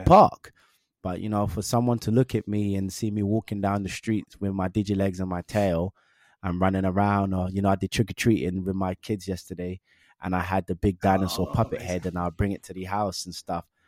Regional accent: London, United Kingdom; also born or lived in Willesden / Harlesden; I'm from Northwest London. I grew up in Northwest London

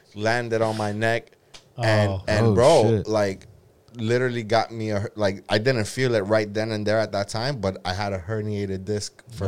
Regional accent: Brazil; I'm from Brazil, but I'm from the coast.

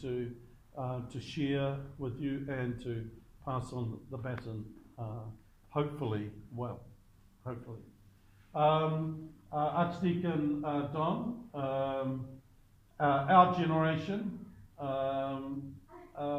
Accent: Levin, Manawatū-Whanganui, New Zealand; I was born in Levin

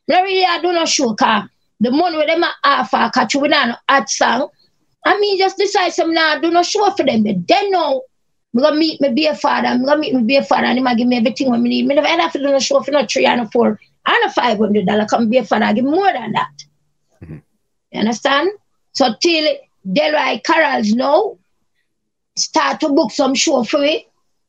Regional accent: Cape Town, Western Cape, South Africa; Me and Charmian stand up and mind our own business. We are from Cape Town.

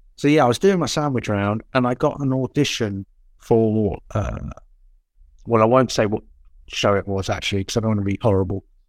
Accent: Portsmouth, South East England, United Kingdom; born, well, not born, but I was brought up in Portsmouth my whole school life

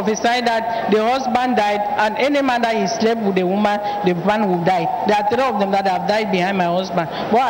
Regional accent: Cameroon; I'm from Cameroon. … I'm from Cameroon.

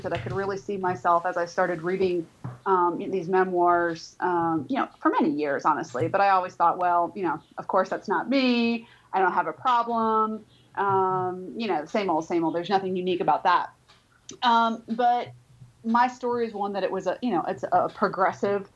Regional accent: Florida, United States; now in Birmingham, United States; I'm actually not originally from Alabama, I'm from Florida.

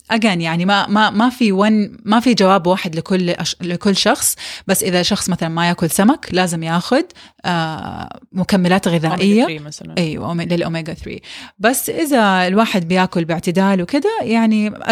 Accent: Saudi Arabia; مثلا عندنا في السعوديه نقص كبير من الفيتامين دي

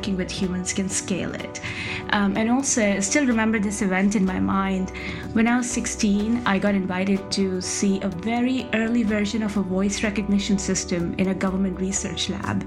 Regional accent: Rajasthan, India; I grew up in Rajasthan in India

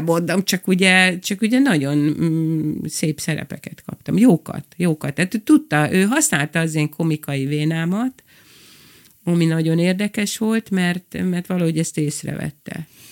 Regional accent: Budapest, Hungary; moved away as an adult; also born or lived in Kispest; now in Lake Balaton, Hungary; Van a zugló, mert ott nőttem fel

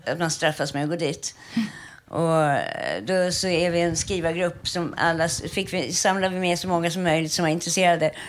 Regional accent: Stockholm, Stockholm County, Sweden; jag är ju uppväxt på Östermalm

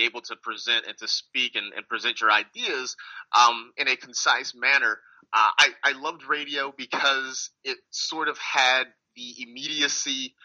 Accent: California, United States; I'm from California, so I didn't really want to leave home

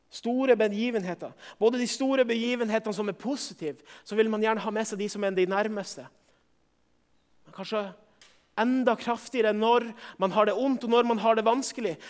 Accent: Northern Norway, Norway; for min del som nordlending

